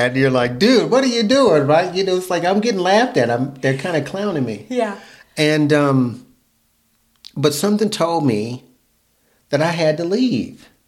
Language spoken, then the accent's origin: English; Fayetteville, North Carolina, United States; I'm growing up in North Carolina.